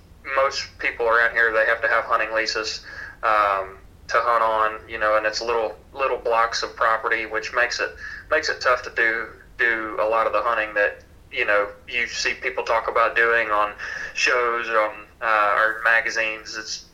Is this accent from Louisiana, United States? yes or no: yes; Louisiana, United States; If anybody finds out, like, I'm from Louisiana, it's, oh, swamp people.